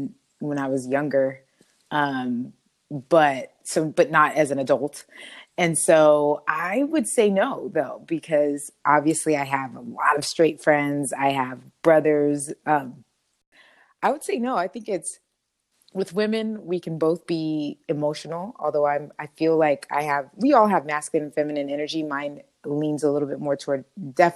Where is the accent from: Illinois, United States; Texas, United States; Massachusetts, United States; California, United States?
California, United States; Oxnard; also born or lived in Los Angeles area, California; I'm originally from Oxnard, California, and I currently reside in the LA area